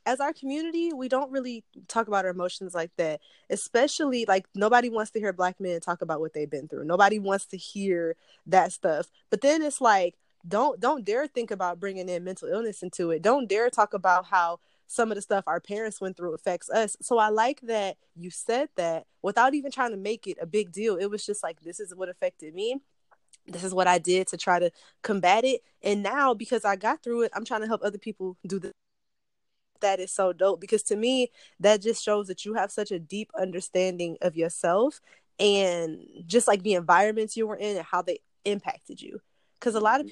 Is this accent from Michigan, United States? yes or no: yes; Detroit, Michigan, United States; I'm actually from Detroit. Like I'm not from the suburbs around. Like I'm from the city